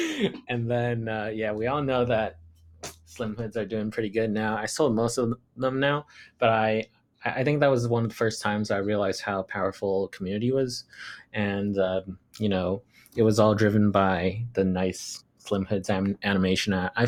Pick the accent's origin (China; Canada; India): China; Shanghai; English is a second language; I'm 26 years old. I grew up in Shanghai, China. And then I went to international school there for pretty much all the way up until college.